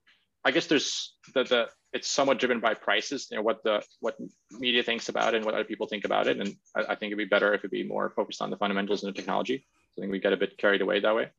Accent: Latvia; moved away as an adult; also born or lived in Cambridge; back in my home country in Latvia

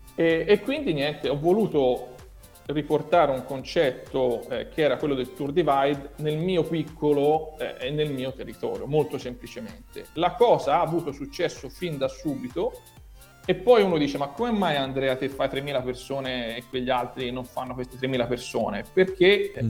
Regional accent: Tuscany, Italy; accent: strongly Tuscan; Io sono toscano

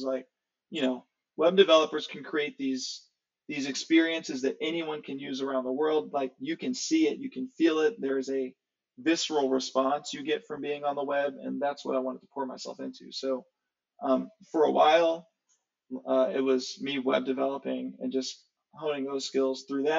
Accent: Nashville, Tennessee, United States; also born or lived in Ohio; Yeah, so born in Ohio in some small town. My mom had me when she was really young, when she was in college. She was 19. So by and large, when people ask me where I'm from, I say Nashville.

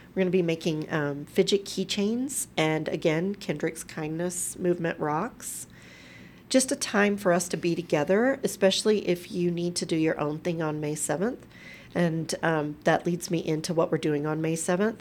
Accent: Crockett, Texas, United States; also born or lived in Galveston, Texas; now in Colorado, United States; my hometown of Crockett

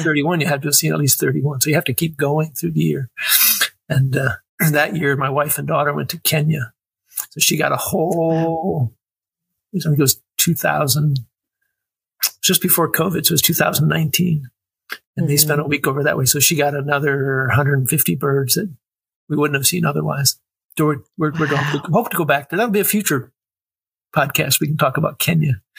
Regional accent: Wisconsin, United States; moved away as an adult; now in San Antonio, United States; I grew up in Wisconsin and went to the University of Wisconsin and then left there in 1982 when I joined the service.

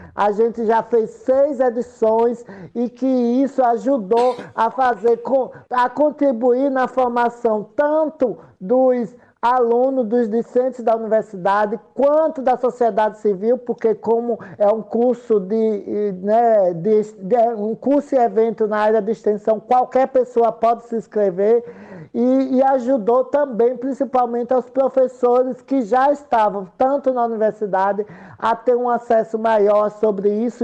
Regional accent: Santa Rosa de Lima, Sergipe, Brazil; eu sou de Santa Rosa de Lima, eu sou de um povoado chamado Canabrava

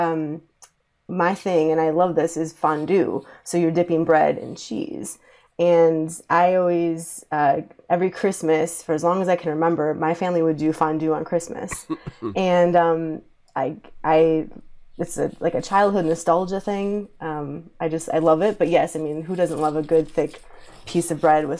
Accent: Wisconsin, United States; I'm from Wisconsin.

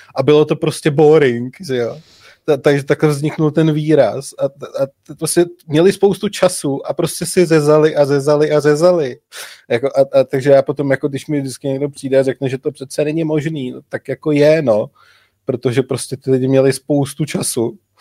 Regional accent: South Bohemian Region, Czechia; My, co nejsme přímo z Budějovic, jsme z Jižních Čech, tak říkáme Budějovice

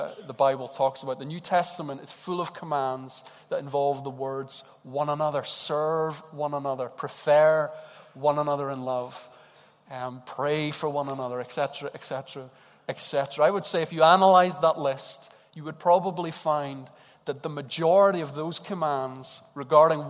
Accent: Edinburgh, Scotland, United Kingdom; Edinburgh people, as the Glaswegians call us

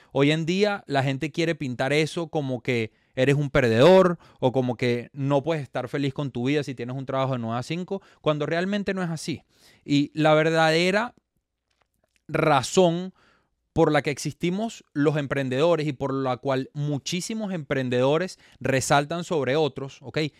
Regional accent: Venezuela; moved away as an adult; now in Miami, United States; soy venezolano, me radico en la ciudad de Miami

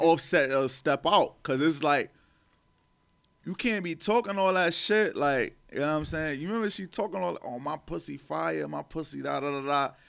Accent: New York City, New York, United States; growing up in Harlem

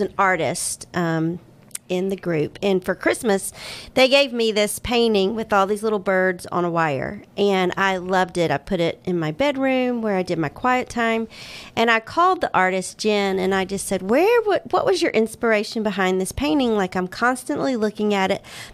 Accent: Atlanta, Georgia, United States; I'm from Atlanta originally

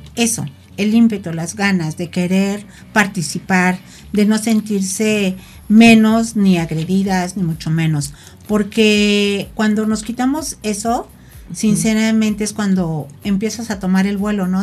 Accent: Tepoztlán, Morelos, Mexico; Yo vengo de un municipio que es Tepoztlán

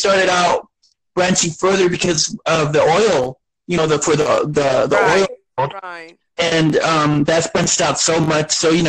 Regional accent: Beeville, Texas, United States; I was born here. I was born here in South Texas and in Beeville, Texas. And it's my home little, you know, my home little town.

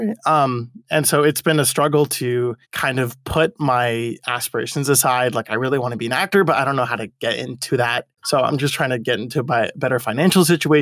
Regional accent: Monrovia, California, United States; I've lived in Monrovia my whole life

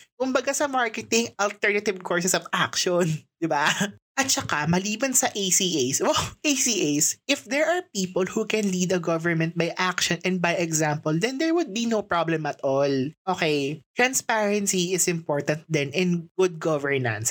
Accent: Philippines; as a Filipino citizen

